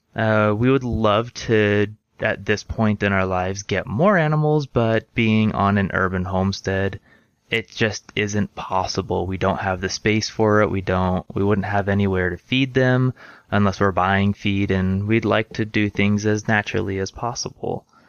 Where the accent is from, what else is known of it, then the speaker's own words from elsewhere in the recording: Orange County, Southern California, United States; moved away as an adult; now in Utah, United States; I was raised in Southern California, right in the heart of Orange County